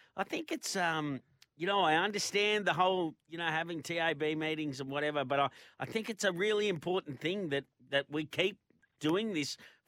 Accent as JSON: {"language": "English", "town": "Melbourne", "region": "Victoria", "country": "Australia", "tie": "born or raised there", "said": "I grew up in Victoria and grew up in Melbourne"}